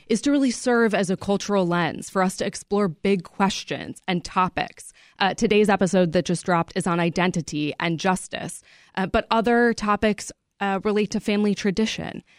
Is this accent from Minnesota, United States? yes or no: no; Chicago suburbs, Illinois, United States; I grew up in the Chicago suburbs